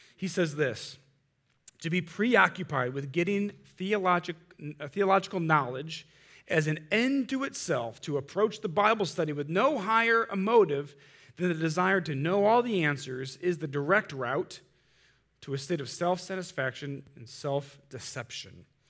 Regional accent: Munster, Indiana, United States; I grew up in Munster

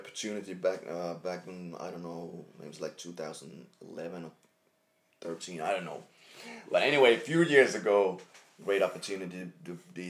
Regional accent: Jyväskylä, Central Finland, Finland; English is a second language; I'm from Jyväskylä

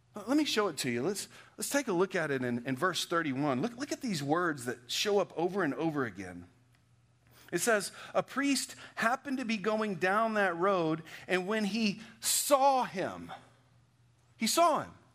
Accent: Texas, United States; moved away; What I am is a Texan

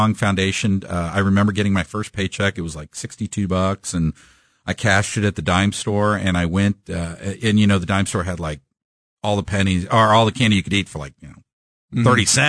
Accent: Kansas City, Missouri, United States; Born and raised in Kansas City

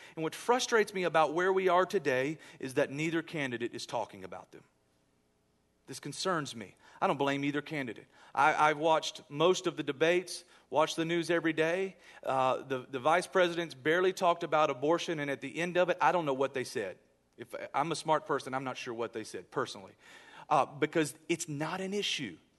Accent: United States; I love being American

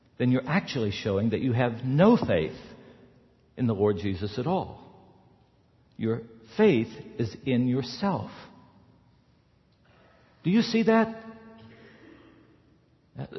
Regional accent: the South, United States; I grew up in the South

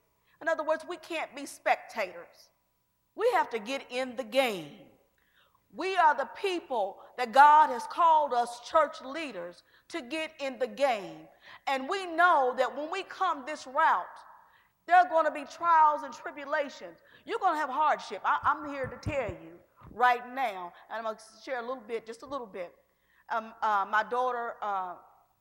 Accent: Georgetown, Kentucky, United States; I'm originally from Georgetown

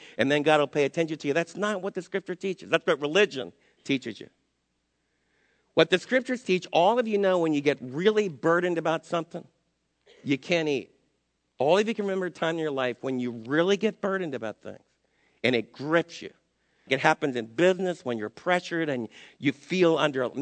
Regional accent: United States; As an American

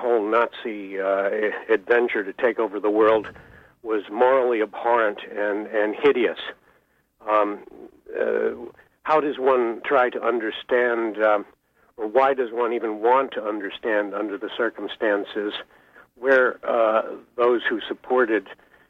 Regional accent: Searsport, Maine, United States; my hometown of Searsport

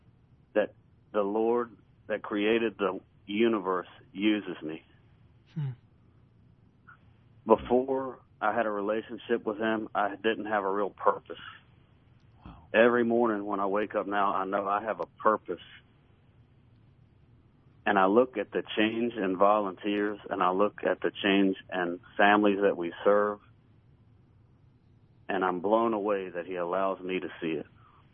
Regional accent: Tupelo, Mississippi, United States; So I shared with him, I'm from Tupelo, Mississippi.

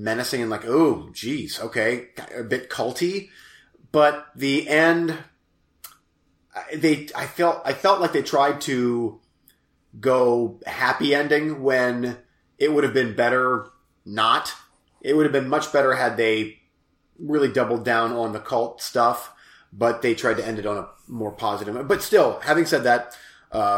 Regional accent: United States; I'm from America

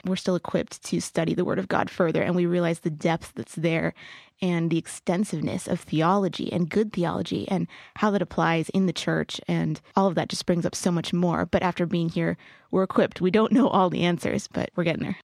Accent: Riverside, California, United States; now in San Diego, United States; I'm from Riverside, California

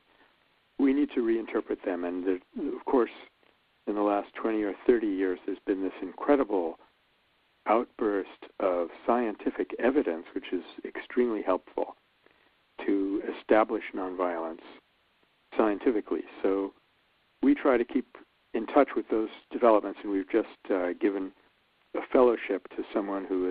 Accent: New York City, New York, United States; I grew up in Brooklyn, New York

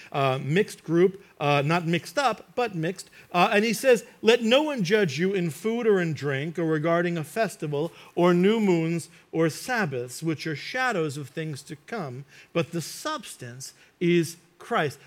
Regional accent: United States; I grew up in New York and New Jersey

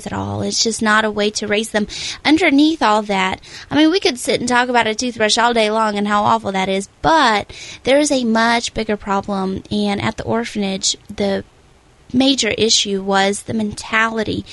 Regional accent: Russia; moved away; I was born in Russia, and when I was 7 or 8 years old, I ended up in an orphanage

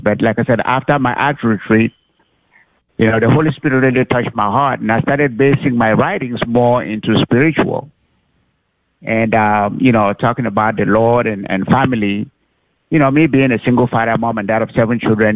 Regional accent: Cameroon; also born or lived in Oklahoma; now in Arlington, United States; I wasn't born in the U.S., United States. I was born actually in Cameroon

